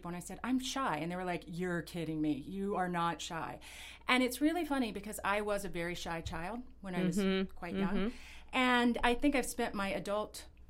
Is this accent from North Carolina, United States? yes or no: yes; North Carolina, United States; moved away as an adult; also born or lived in Appalachian Mountains; now in New York, United States; I grew up in a really small town in the South